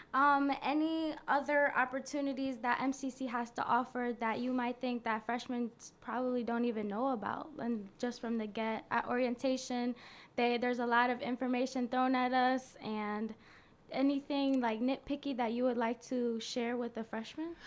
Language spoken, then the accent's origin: English; Rochester, New York, United States; it's already in my hometown